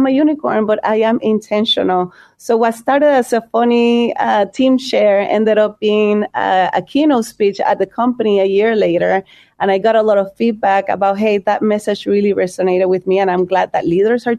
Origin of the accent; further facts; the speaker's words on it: Puerto Rico; moved away as an adult; also born or lived in Chicago; now in United States; I'm from Puerto Rico.